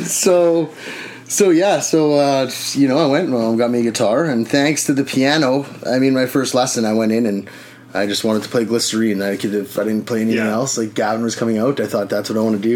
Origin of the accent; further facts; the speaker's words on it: Winnipeg, Manitoba, Canada; moved away; I'm originally from Winnipeg